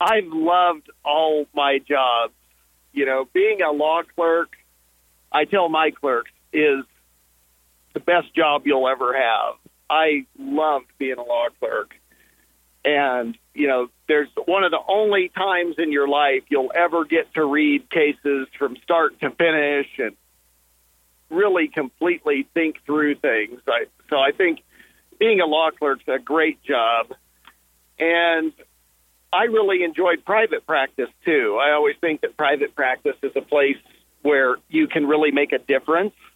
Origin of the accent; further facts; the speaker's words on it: Permian Basin, southeast New Mexico, United States; I grew up in the New Mexico Permian Basin